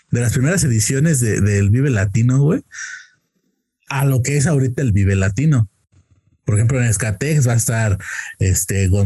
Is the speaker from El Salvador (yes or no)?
no; Querétaro, Mexico; Con eso de que dicen que ya los de Querétaro tenemos acento chilango, ya estoy.